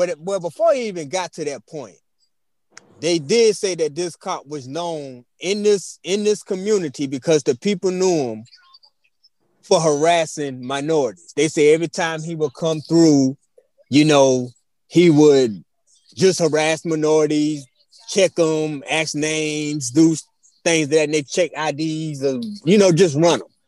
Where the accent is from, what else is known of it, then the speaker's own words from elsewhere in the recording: near Charleston, South Carolina, United States; down the street from my hometown in Charleston side.